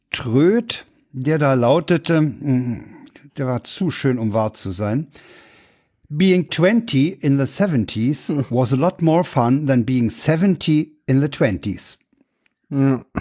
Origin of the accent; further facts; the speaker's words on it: Berlin, Germany; Ich bin ja in Reinickendorf aufgewachsen.